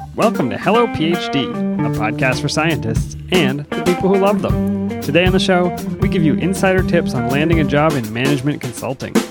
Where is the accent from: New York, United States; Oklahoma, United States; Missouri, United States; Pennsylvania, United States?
Pennsylvania, United States; Erie; growing up near Erie, Pennsylvania